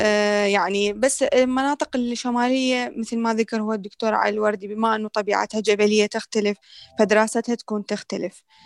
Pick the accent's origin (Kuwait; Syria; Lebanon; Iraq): Iraq; احنا هسه العراقيين ندرس